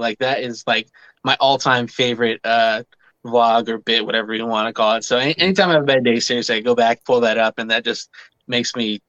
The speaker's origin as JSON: {"language": "English", "town": "San Jose", "region": "California", "country": "United States", "said": "From the Bay Area, San Jose, California."}